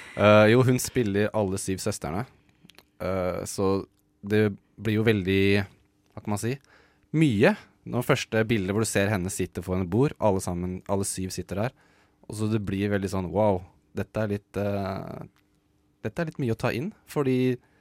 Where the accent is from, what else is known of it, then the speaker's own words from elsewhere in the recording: Norway; som nordmann